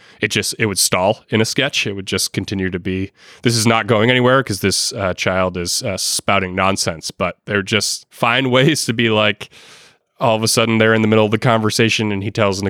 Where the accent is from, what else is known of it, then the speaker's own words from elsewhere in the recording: Boston, Massachusetts, United States; I'm from Boston